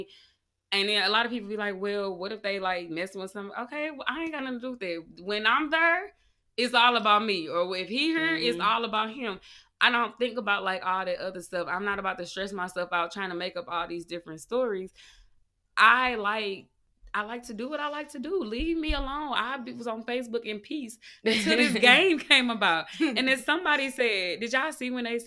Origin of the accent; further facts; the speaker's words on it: St. Louis, Missouri, United States; we are from St. Louis